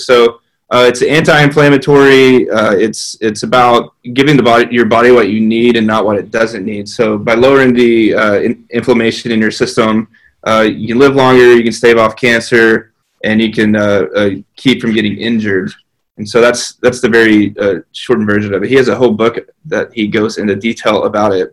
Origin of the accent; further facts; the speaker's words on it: north of Odessa, West Texas, United States; moved away as an adult; also born or lived in College Station, Texas / Dallas, Texas; now in Waco, United States; born and raised in West Texas. Uh, if you go past my town in West Texas, you run into New Mexico. So we were way out there uh, north of Odessa